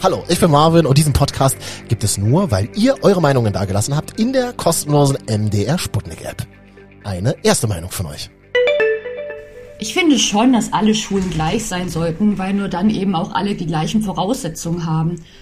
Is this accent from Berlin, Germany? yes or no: yes; Berlin, Germany; als Berliner